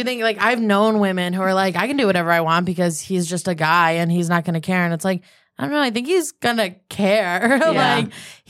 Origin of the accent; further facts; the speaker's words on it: Albany, New York, United States; I'm from Albany